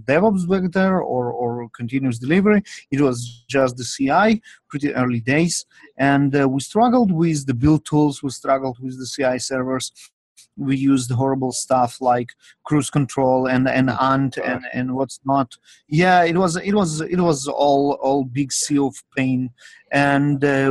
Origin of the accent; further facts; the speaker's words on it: Russia; also born or lived in Israel; now in Cupertino, United States; I was born and raised in Russia, and I was living most of my life in Israel.